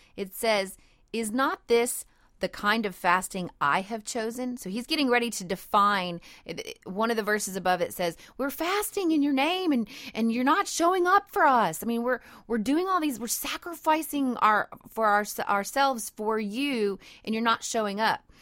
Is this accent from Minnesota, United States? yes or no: no; Cajun country, South Louisiana, United States; I'm a Cajun girl, and I live in Cajun country in South Louisiana